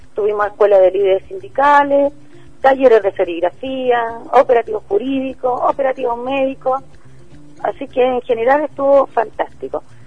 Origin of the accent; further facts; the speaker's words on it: Santiago, Santiago Metropolitan Region, Chile; somos de Ferronavia